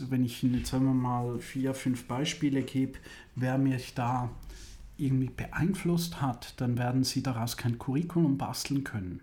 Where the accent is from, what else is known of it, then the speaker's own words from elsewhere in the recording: Switzerland; moved away as an adult; also born or lived in Italy; now in Germany; 30 Kilometer von Zürich, wo ich aufgewachsen bin